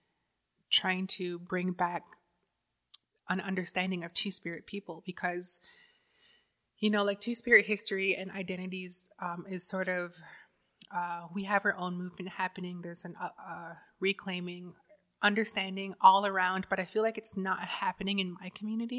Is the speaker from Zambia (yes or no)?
no; Six Nations, Ontario, Canada; I grew up on reserve. I grew up on Six Nations on the res